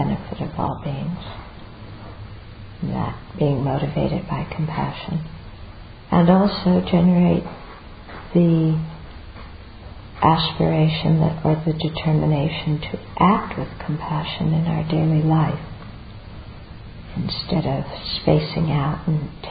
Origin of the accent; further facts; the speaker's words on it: United States; I'm American